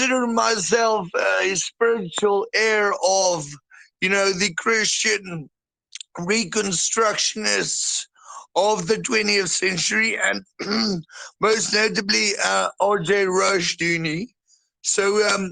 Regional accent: South Africa; I'm a boer from South Africa, but my ancestry is predominantly German

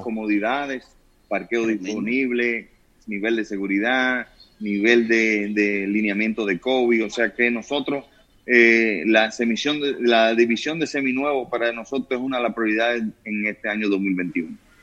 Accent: Dominican Republic; los dominicanos somos especiales

